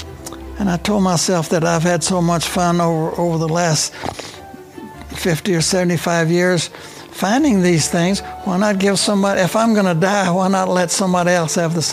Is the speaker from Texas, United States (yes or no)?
yes; Temple, Texas, United States; also born or lived in Lubbock, Texas; I was born and raised in Temple, Texas